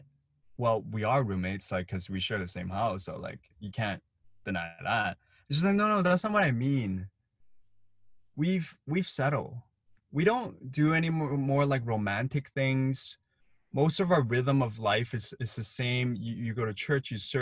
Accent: Hong Kong; as a kid, I grew up in Hong Kong

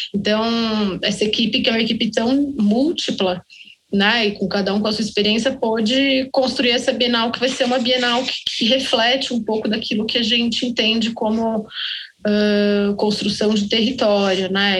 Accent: Belo Horizonte, Minas Gerais, Brazil; Nós somos de Belo Horizonte.

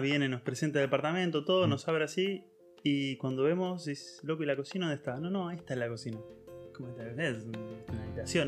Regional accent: Argentina; moved away as an adult; now in Germany; como argentino

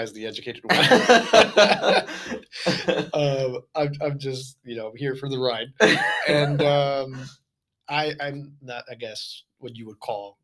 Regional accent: Honduras; now in United States; that's when I came to the U.S. I'm originally from Honduras

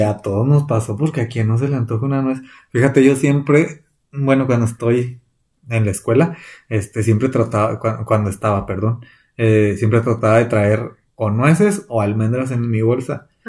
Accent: Chihuahua, Mexico; nosotros somos del estado de Chihuahua. Aquí en el estado se cultiva un chorro la nuez

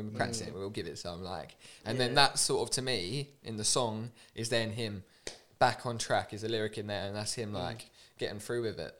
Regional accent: Sawbridgeworth, East of England, United Kingdom; born or raised there; now in London, United Kingdom

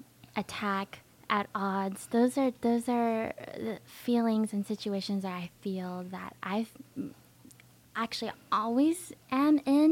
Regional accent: United States; I'm born in America, you know, this is my home

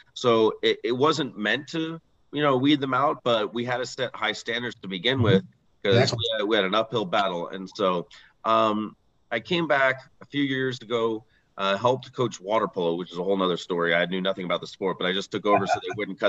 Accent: San Mateo, California, United States; I grew up in San Mateo, California

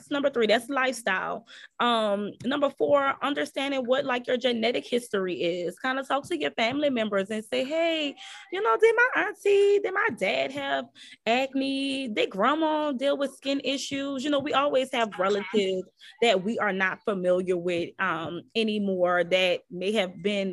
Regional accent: New Orleans, Louisiana, United States; I'm from New Orleans, so my dialect is a little different.

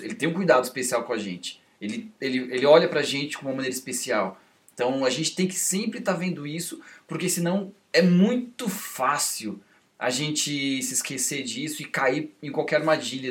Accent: Brazil; a gente como brasileiro

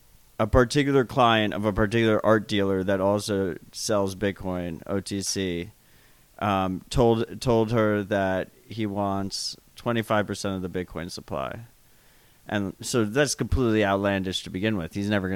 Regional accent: United States; I'm an American person

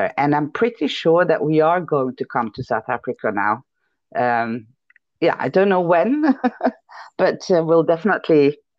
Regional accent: Norway; in Norway.

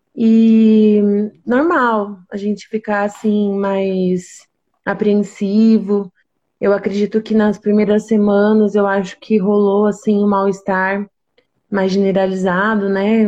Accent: interior of São Paulo, Brazil; eu sou daqui do interior de São Paulo.

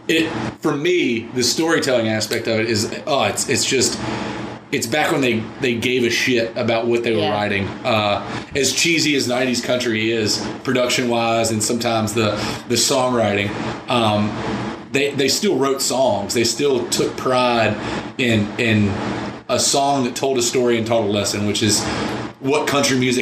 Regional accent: the South, United States; growing up in the South

